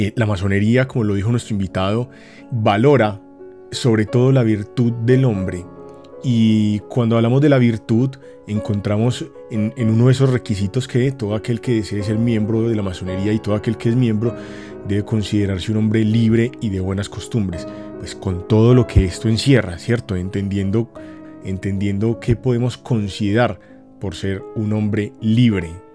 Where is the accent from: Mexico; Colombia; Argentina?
Colombia